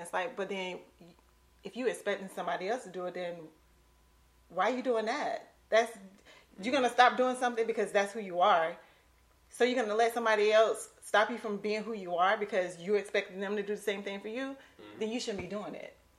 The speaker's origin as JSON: {"language": "English", "town": "Lake City", "region": "Florida", "country": "United States", "moved": "yes"}